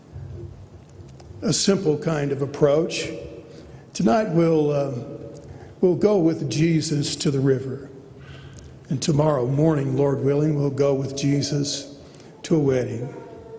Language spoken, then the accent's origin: English; Oklahoma, United States; I am from Oklahoma